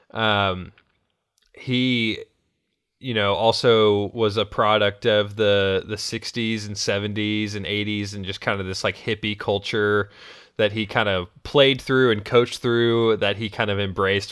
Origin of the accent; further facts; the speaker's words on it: New England, United States; I grew up in New England